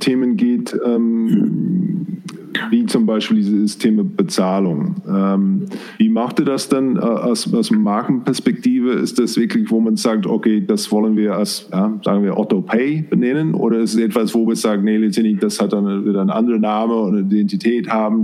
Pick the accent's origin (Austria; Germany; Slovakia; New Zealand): New Zealand; German is a second language; moved away; ich komme auch aus, äh, aus Neuseeland